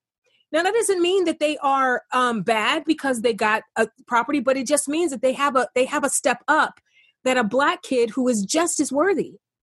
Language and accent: English; East Cleveland, Ohio, United States; I grew up in East Cleveland, a poor kid, single family home.